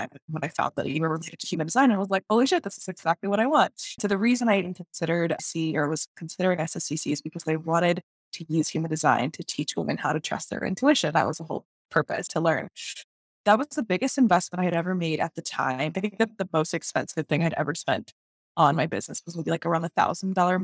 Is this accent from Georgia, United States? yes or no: no; Texas, United States; moved away as an adult; also born or lived in Venezuela; now in Boston, United States; I'm originally from Venezuela and I grew up in Texas. And I'm living in Boston